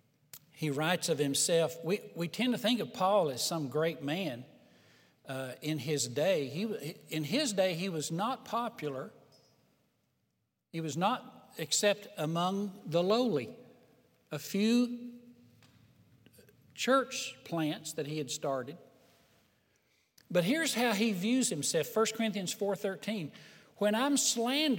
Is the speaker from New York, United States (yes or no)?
no; Hills of Tennessee, United States; growing up in Hills of Tennessee